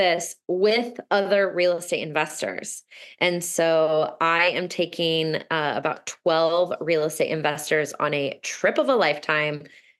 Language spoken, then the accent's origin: English; Midwest, United States; I am originally from the Midwest and I invest in the Midwest.